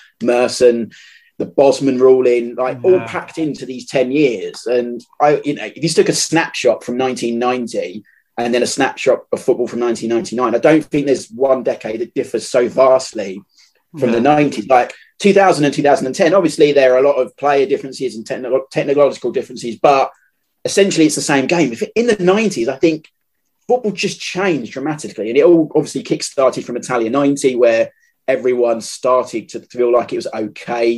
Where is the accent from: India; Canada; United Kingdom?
United Kingdom; London; now in Kent, United Kingdom; I grew up in South East London